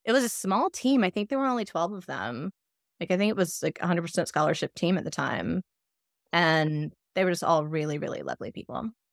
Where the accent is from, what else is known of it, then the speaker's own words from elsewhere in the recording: South Georgia, United States; moved away as an adult; also born or lived in Atlanta, Georgia / Athens, Georgia; now in Michigan, United States; I was in South Georgia till I was twelve, thirteen, and then we moved to Atlanta